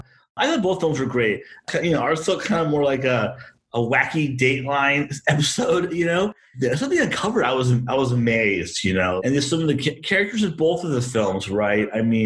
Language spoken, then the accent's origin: English; East Bay, San Francisco Bay Area, California, United States; I grew up in the Bay Area. You know, I grew up in the suburbs of like the East Bay, so like the suburbs of Berkeley and Oakland.